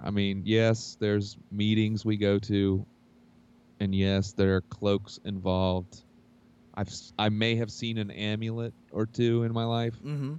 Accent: Hamilton, Ohio, United States; Well, growing up in Hamilton, Ohio, as you well know, sometimes you got to do what you got to do to survive, you know?

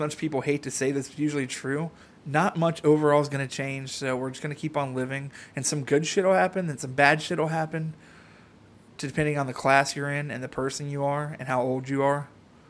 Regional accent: United States; I'm American.

